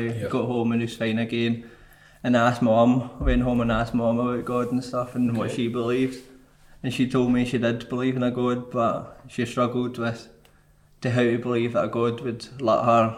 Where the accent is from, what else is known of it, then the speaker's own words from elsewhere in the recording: Motherwell, Scotland, United Kingdom; also born or lived in Falkirk; We'd stayed in quite a rough area at the time, in Motherwell